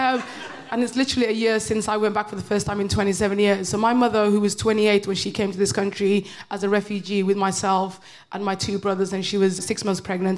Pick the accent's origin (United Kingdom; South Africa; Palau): United Kingdom; everybody calls me bitter, but I'm just British.